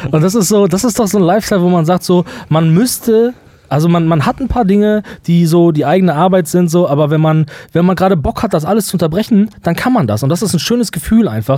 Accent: Germany; wir als Deutsche

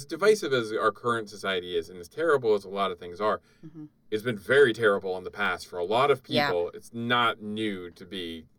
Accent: Canada; now in United States; I was born in Canada

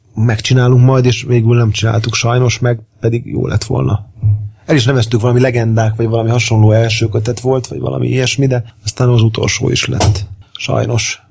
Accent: Pécs, Baranya, Hungary; now in Budapest, Hungary; nem Pesti vagyok, hanem Pécsi

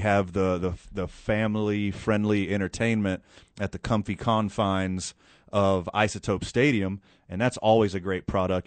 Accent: Houston, Texas, United States; born or raised there; now in Albuquerque, United States

